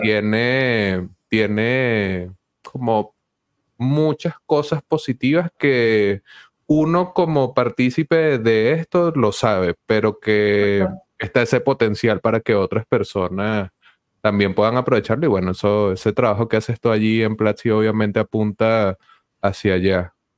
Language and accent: Spanish; Venezuela; yo también soy venezolano